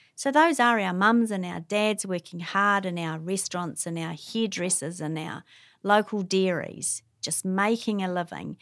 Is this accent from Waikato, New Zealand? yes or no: no; Wellington, New Zealand; now in Hamilton, New Zealand; I grew up in Wellington